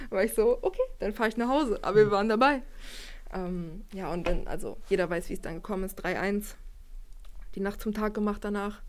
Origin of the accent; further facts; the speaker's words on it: Wolfsburg, Lower Saxony, Germany; ich komme aus Wolfsburg, bin hier aufgewachsen